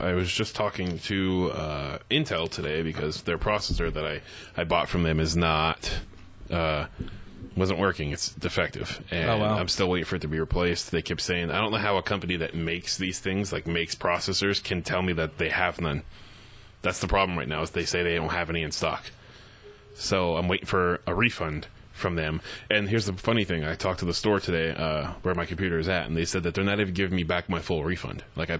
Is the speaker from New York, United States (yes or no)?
no; Pottsville, Pennsylvania, United States; Yeah, Pottsville.